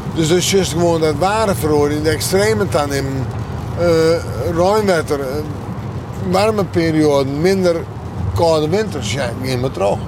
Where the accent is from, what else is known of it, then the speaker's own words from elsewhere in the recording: Friesland, Netherlands; Dus ik ben Fries